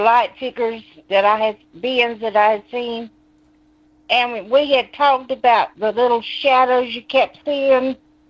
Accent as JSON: {"language": "English", "town": "Conway", "region": "South Carolina", "country": "United States", "said": "I'm from Conway, South Carolina."}